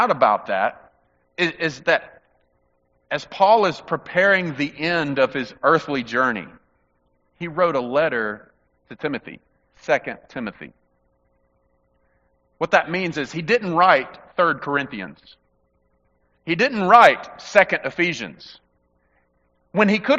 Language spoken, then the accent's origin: English; Mississippi, United States; growing up in the Mississippi heat